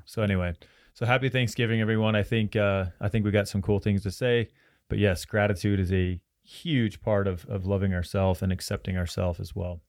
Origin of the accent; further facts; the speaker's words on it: Roy, Utah, United States; So I'm from Roy and in Roy itself, there were people coming from Idaho, from Wyoming, from all over Utah